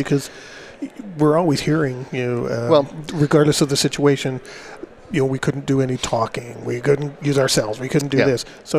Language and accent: English; Canada; I'm actually from Canada